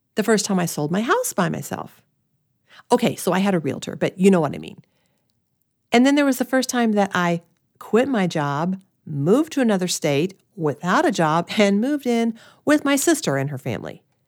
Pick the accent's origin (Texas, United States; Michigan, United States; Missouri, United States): Missouri, United States; Springfield; moved away; I grew up in Springfield, Missouri, in a loving family